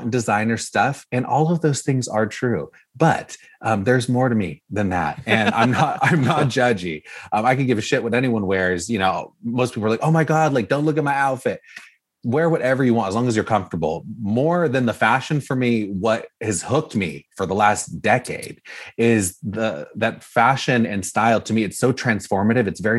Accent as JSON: {"language": "English", "area": "Orange County", "region": "California", "country": "United States", "tie": "born or raised there", "said": "I grew up here in Orange County, California"}